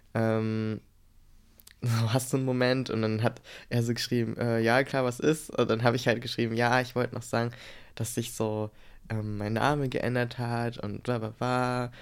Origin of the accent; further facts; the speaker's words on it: Germany; wir als äh, Deutsche